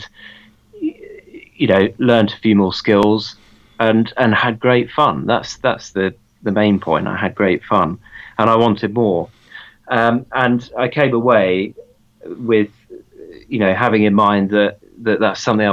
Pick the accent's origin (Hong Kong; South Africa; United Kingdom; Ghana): United Kingdom; Bury St Edmunds, East of England; Well, I grew up in Suffolk. I was born in Bury St. Edmunds in Suffolk in 1989.